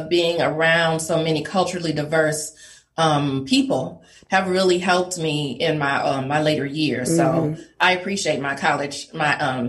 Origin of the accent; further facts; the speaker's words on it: Detroit, Michigan, United States; Detroit, Michigan, born and raised.